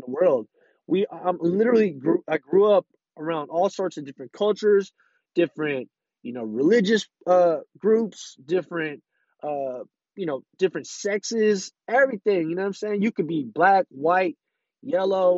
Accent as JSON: {"language": "English", "town": "San Francisco", "region": "California", "country": "United States", "tie": "born or raised there", "said": "I'm literally born and raised from out here, San Francisco, California"}